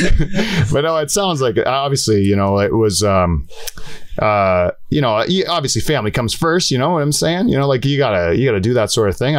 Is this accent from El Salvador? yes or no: no; Delhi, Ontario, Canada; Norfolk County, Delhi